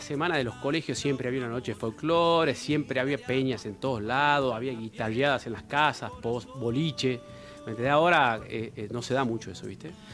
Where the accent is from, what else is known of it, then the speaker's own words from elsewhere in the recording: Yerba Buena, Tucumán, Argentina; moved away as an adult; now in Tafí Viejo, Argentina; yo de Yerba Buena